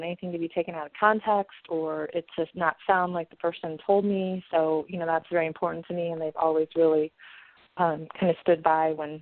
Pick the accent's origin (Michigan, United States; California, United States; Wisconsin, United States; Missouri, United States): Missouri, United States; St. Louis; I'm from St. Louis